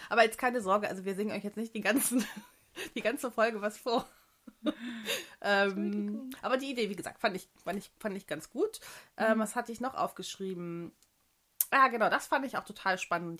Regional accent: Germany; moved away; Deutsche. Ich auch, ich auch.

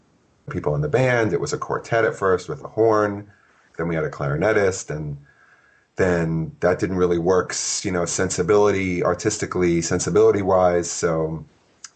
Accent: Philadelphia, Pennsylvania, United States; moved away; I'm from Philadelphia originally, so I had groups there when I was in high school

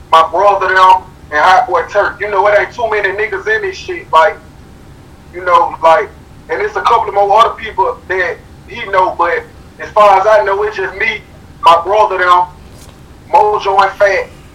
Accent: Birmingham, Alabama, United States; I'm from Birmingham. I'm from the 205

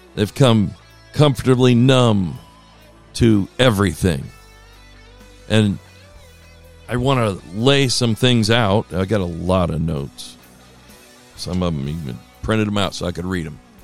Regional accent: Ohio, United States; moved away; I grew up in Ohio

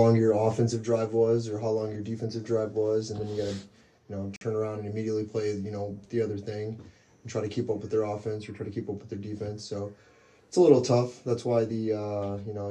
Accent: Omaha, Nebraska, United States; from Omaha, Nebraska. Went to school at Omaha North, played 3 years of high school football there

